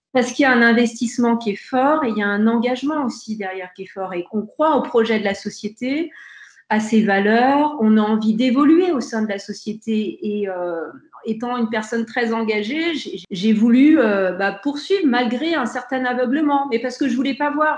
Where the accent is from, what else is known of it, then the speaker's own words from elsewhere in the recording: Aix-les-Bains, Auvergne-Rhône-Alpes, France; also born or lived in Grenoble; je suis fière d'être aixoise et savoyarde comme Mathieu Ricard